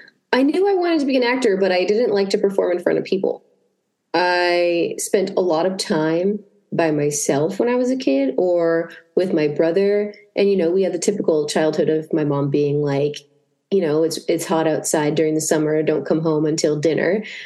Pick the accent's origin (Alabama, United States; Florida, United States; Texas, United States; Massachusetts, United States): Massachusetts, United States; born or raised there